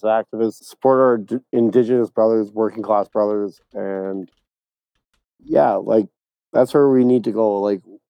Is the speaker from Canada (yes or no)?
yes; Canada; also born or lived in Britain; as a Canadian